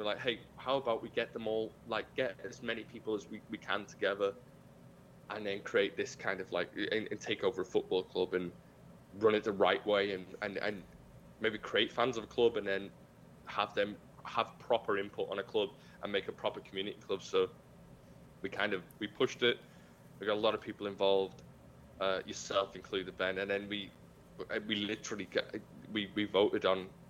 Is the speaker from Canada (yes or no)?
no; Liverpool, North West England, United Kingdom; I'm from Liverpool, and Liverpool's a very different part of the United Kingdom